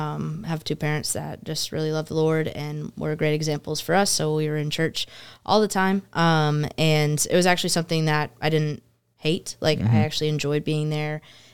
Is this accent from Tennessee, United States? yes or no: yes; Murfreesboro, Tennessee, United States; Yeah, I'm from the South, actually.